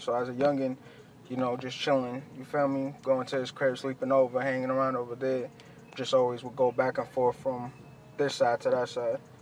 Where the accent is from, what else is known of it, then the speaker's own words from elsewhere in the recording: Boston, Massachusetts, United States; also born or lived in Chelsea, Massachusetts / Everett, Massachusetts; I was born in Chelsea. I moved to East Boston. Then from Eastie, I went to like Everett, and uh, but throughout all that, I was in the South End, like heavy